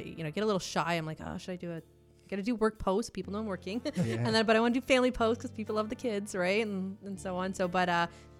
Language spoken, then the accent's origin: English; Hamilton, Ontario, Canada; I grew up in the hood. Yeah. I grew up in the North End in Hamilton.